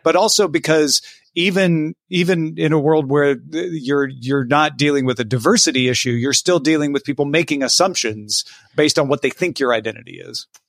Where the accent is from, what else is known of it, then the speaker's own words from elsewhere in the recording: Southern Illinois, United States; also born or lived in Texas / California; now in Los Angeles, United States; I'm from Southern Illinois